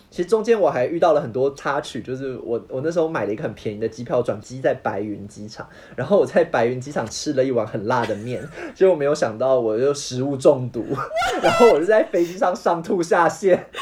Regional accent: Taiwan; moved away as an adult; now in Germany; 我当时之所以会从台湾搬到德国

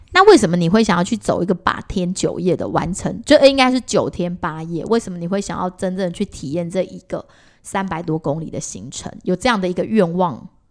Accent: Taiwan; 因为我们原本就生在这个地方，而且我们本来就是属于比较偏传统信仰这种佛教

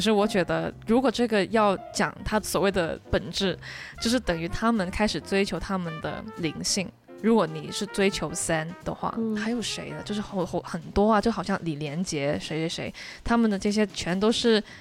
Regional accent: Hong Kong; 我是个香港人嘛

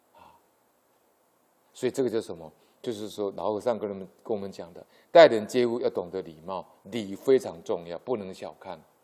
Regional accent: Yilan County, Taiwan; 我的故乡宜兰

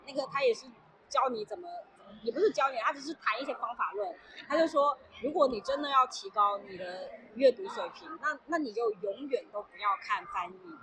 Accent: Liuzhou, Guangxi, China; accent: Liuzhou; 我现在好像别人看，听不出我是柳州人

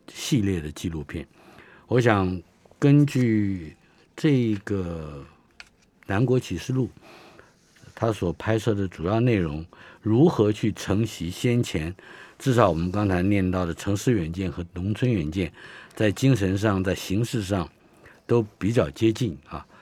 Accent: Taiwan; 我们生在台湾人

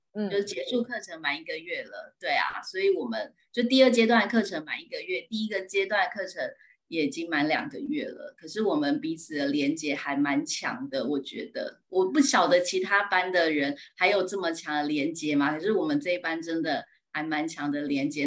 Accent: Yingge, New Taipei, Taiwan; 我是来自新北市英哥

